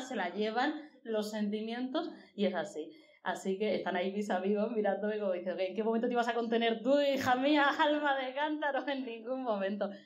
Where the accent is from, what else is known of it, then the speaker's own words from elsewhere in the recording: Murcia, Region of Murcia, Spain; soy de provincia, de Murcia